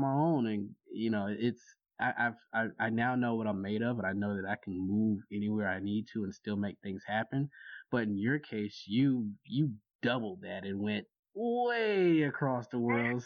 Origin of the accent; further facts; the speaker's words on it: Jacksonville, Florida, United States; moved away as an adult; also born or lived in Washington, D.C.; now in Baltimore, United States; I grew up in Jacksonville